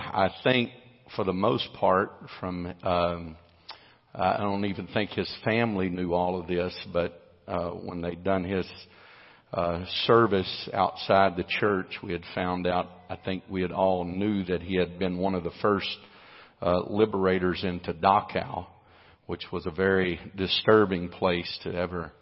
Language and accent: English; United States; I'm an American